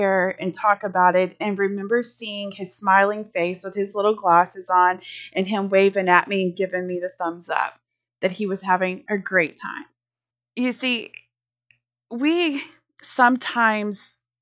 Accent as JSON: {"language": "English", "region": "Louisiana", "country": "United States", "moved": "yes", "lives_now": "Texas, United States", "said": "I'm here in Texas and I'm from Louisiana"}